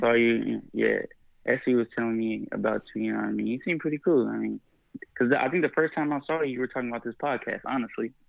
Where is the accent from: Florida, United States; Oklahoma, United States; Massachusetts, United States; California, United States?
California, United States; Riverside; also born or lived in Los Angeles, California / Chico, California; I'm from Riverside, California.